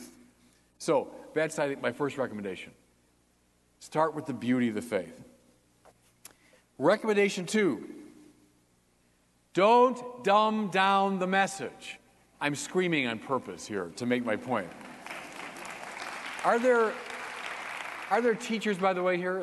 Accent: Detroit, Michigan, United States; now in Chicago, United States; I grew up outside Detroit, and my dad took my brother and me to a Tigers game in the summer of 1967

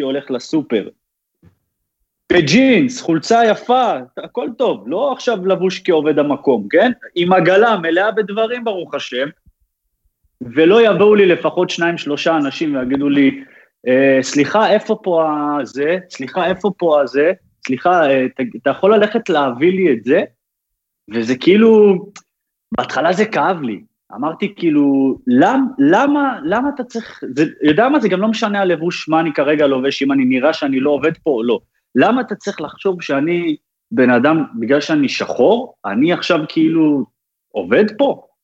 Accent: Haifa, Haifa District, Israel; moved away as an adult; also born or lived in Netanya; now in Netherlands; את מה שאני זוכר את רוב הזה שלי הייתי בחיפה בכלל

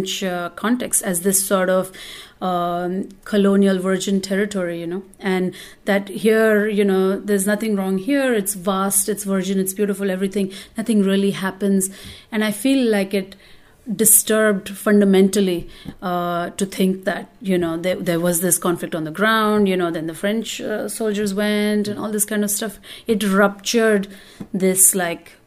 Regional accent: India; now in New York, United States; I grew up in India where there is constant violence against the Muslim minority

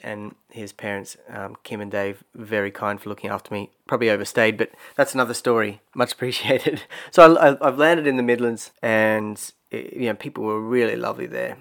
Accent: Australia; moved away as an adult; also born or lived in Brisbane; growing up in Australia

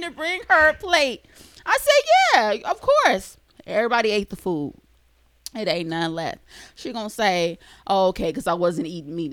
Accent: California, United States; moved away; I'm from California

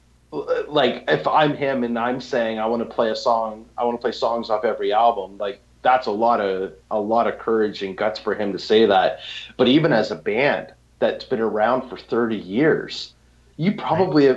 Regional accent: Toronto, Ontario, Canada; I'm from Toronto

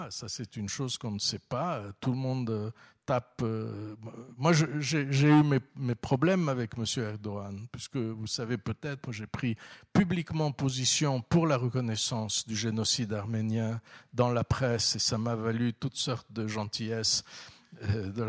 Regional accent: Istanbul, Turkey; Donc bien sûr, quand je suis à Istanbul, je suis né en Karam, j'ai grandi à Istanbul. Bien sûr, je suis très très attaché à, à, cet endroit

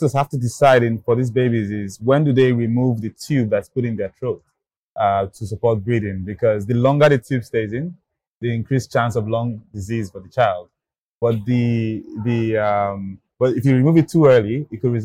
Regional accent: Nigeria; I grew up in Nigeria

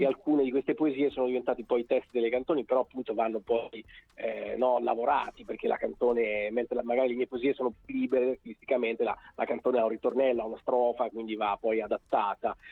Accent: Bologna, Emilia-Romagna, Italy; io sono di Bologna ma Roma è la mia seconda casa

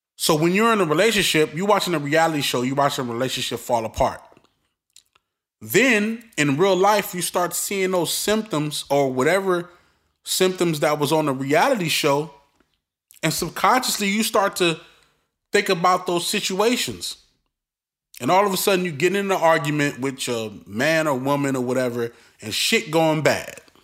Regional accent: New York City, New York, United States; I'm from Brooklyn. I'm from the streets

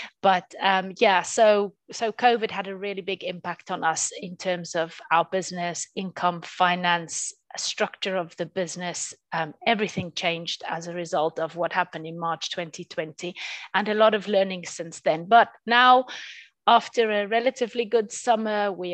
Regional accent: South Africa; now in North Nottinghamshire, United Kingdom; I'm originally from South Africa. I came over to the UK permanently in 2001.

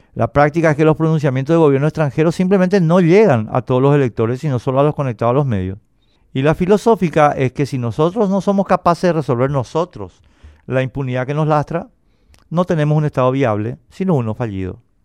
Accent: Paraguay; enfrentamos los paraguayos

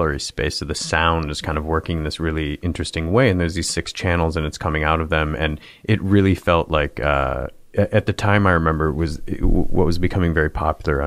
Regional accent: Michigan, United States; I was like a big, you know, Detroit Pistons fan growing up in Michigan

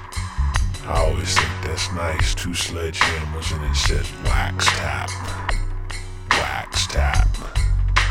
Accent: United States; I'm an American

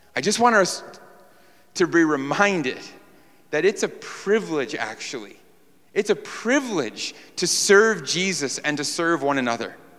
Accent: New York, United States; moved away; we're from New York.

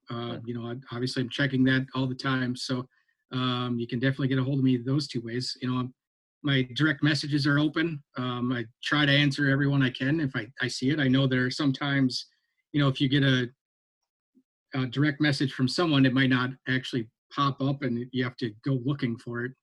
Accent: Minnesota, United States; moved away; I grew up in Minnesota

